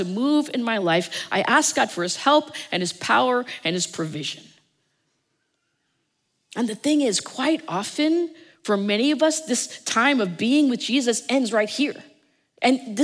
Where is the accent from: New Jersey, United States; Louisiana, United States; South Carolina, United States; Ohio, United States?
New Jersey, United States; I'm from New Jersey